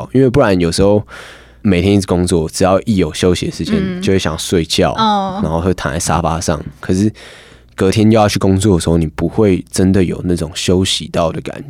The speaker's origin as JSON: {"language": "Chinese", "town": "Hualien", "region": "Hualien County", "country": "Taiwan", "tie": "born or raised there", "said": "我们那时候去从台北去花莲，回到我家乡"}